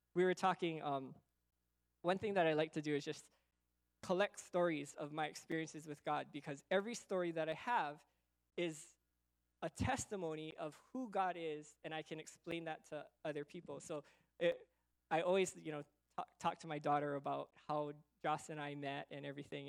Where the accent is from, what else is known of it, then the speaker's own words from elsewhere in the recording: United States; also born or lived in Okinawa; I'm American, Okinawan